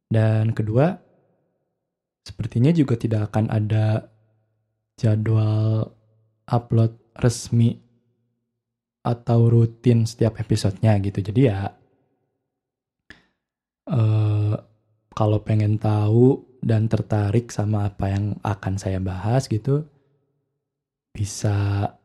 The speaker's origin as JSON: {"language": "Indonesian", "town": "Bandung", "region": "West Java", "country": "Indonesia", "said": "maaf ya saya kebetulan saya orang Bandung jadi mungkin akan pakai beberapa istilah dalam bahasa Sunda gitu karena kebiasaan gitu ya"}